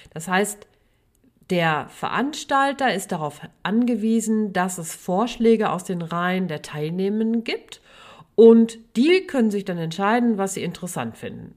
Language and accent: German; Sauerland, North Rhine-Westphalia, Germany; Ich komme ja aus dem Sauerland, bin Sauerländerin